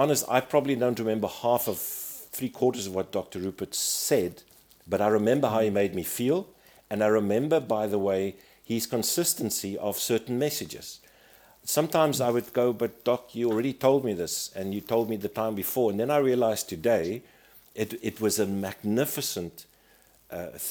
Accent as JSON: {"language": "English", "country": "South Africa", "said": "as a South African"}